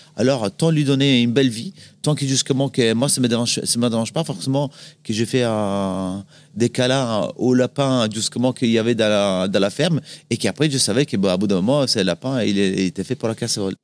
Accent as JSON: {"language": "French", "town": "Salò", "region": "Lombardy", "country": "Italy", "tie": "born or raised there", "also_born_or_lived": "France", "second_language": "French", "moved": "as an adult", "said": "je suis né dans une ville un peu. Euh, que ça fait un peu bizarre qu'on en apprenne ça. C'est Salo. C'est pas Salo. C'est Salo, S-A-L-O, avec l'accent, il y a très très longtemps, en 1976. Euh, c'est à côté du lac de Gardes. Du coup, une belle région, euh, région des lacs, qui est proche de la montagne en hiver, proche de, la mer en été. C'est là justement que j'ai grandi"}